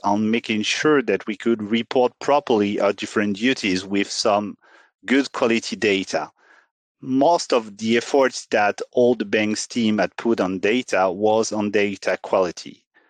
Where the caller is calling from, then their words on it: Paris, Île-de-France, France; Today, I'm joining from Paris, from the premises of Société Générale.